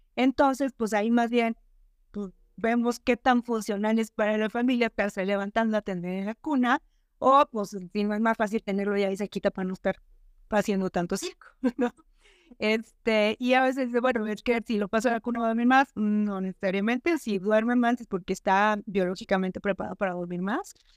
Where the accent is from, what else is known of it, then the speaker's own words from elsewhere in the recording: Monterrey, Nuevo León, Mexico; yo soy de Monterrey